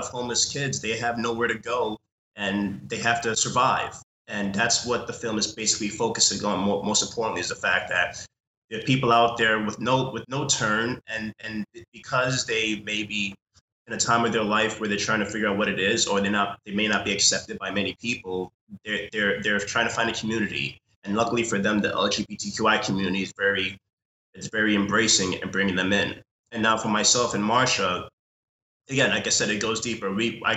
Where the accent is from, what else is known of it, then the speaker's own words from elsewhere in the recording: New York City, New York, United States; growing up, I'm from New York City